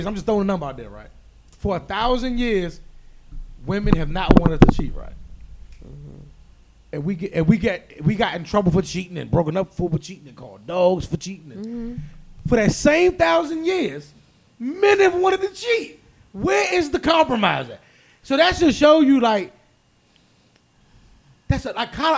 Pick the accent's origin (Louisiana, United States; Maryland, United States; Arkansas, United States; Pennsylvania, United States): Maryland, United States; We live in Maryland. We're all from Maryland